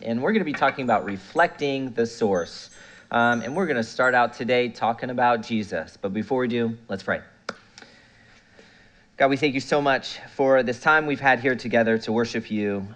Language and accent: English; Melbourne, Florida, United States; I'm from Melbourne, Florida.